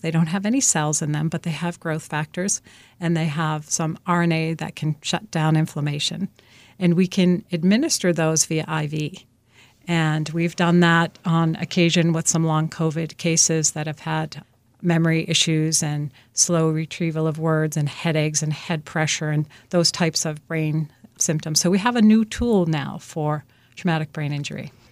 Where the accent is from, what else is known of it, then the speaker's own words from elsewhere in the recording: Boston, Massachusetts, United States; I'm from the Boston area, originally from Dorchester, actually.